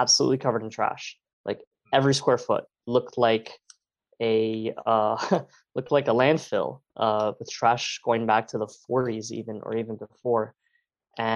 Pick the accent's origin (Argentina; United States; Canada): United States; Miami, Florida; I was born and raised in Miami